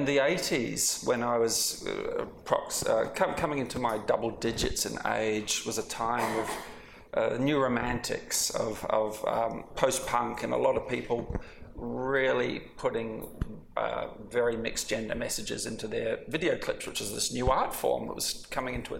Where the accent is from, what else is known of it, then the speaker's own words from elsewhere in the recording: Wellington, New Zealand; I grew up in Wellington, New Zealand